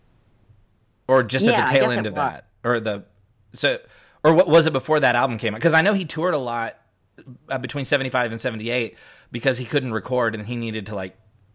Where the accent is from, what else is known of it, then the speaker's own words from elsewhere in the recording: Oklahoma, United States; now in Texas, United States; I grew up in Oklahoma and live in Texas now